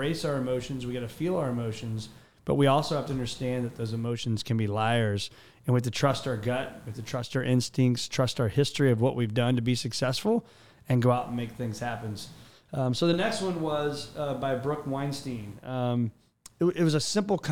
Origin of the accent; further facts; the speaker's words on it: Mattoon, Illinois, United States; my hometown, Mattoon, Illinois. And I remember growing up as a kid